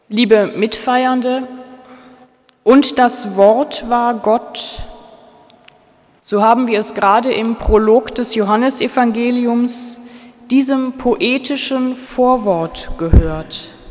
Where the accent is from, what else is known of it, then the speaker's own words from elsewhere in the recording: Germany; Ich als Deutsche